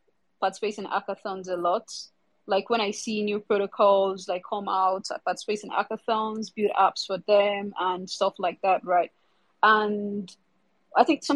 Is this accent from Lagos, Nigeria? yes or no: yes; Lagos, Nigeria; I'm from Nigeria, Africa. So yeah, from Lagos, Nigeria, currently. Leaving Lagos, Nigeria as well